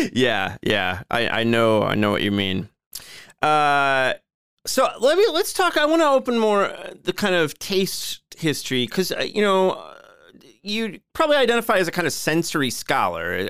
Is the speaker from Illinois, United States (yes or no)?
yes; Joliet, Illinois, United States; my hometown of Joliet